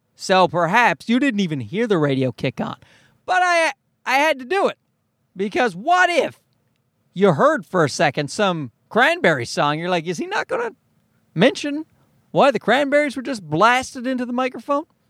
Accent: Newfoundland and Labrador, Canada; I'm from Newfoundland

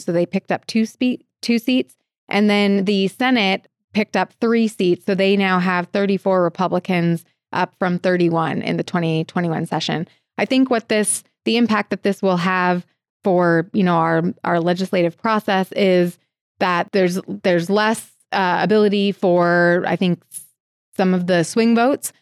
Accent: Portland, Oregon, United States; also born or lived in Missoula, Montana / Denver, Colorado; now in Helena, United States; I am originally from Portland, Oregon

